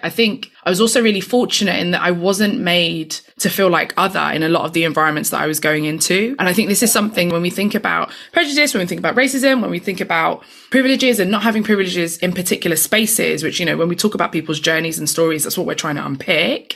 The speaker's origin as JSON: {"language": "English", "region": "London", "country": "United Kingdom", "tie": "born or raised there", "said": "I grew up in East London"}